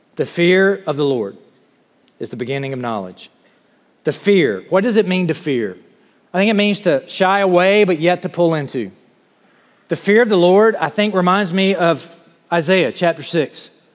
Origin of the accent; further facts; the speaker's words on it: the South, United States; moved away as an adult; I'm from the South and this is what we